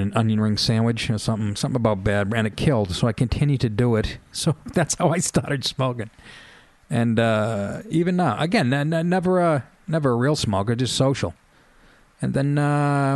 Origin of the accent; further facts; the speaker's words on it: Boston, Massachusetts, United States; I was from Boston